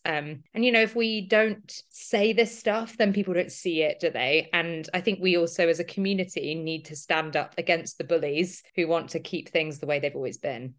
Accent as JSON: {"language": "English", "region": "London", "country": "United Kingdom", "said": "I'm thirty-four, I'm a runner from London"}